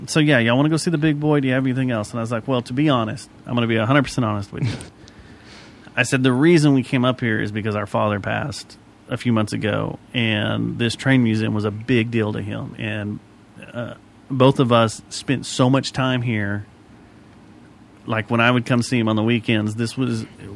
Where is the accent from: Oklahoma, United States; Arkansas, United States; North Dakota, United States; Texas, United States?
Texas, United States; Fort Worth; I'm from Fort Worth